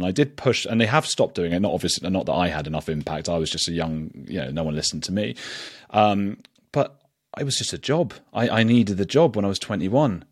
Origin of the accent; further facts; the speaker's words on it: England, United Kingdom; we're English